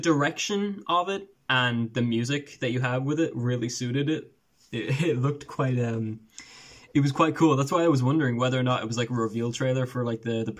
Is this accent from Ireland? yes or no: yes; Ireland; moved away; I'm Irish, bro.